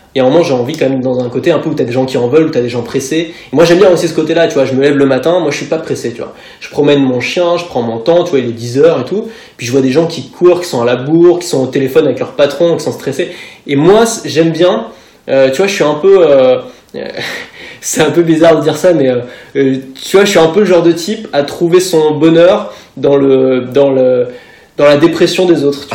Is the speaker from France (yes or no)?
yes; Paris, Île-de-France, France; je suis né à Paris